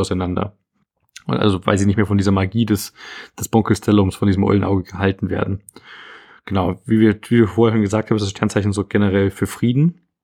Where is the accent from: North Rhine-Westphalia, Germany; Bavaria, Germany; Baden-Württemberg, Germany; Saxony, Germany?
Saxony, Germany; Dresden; was ich gerade natürlich als Dresdner sehr lustig fand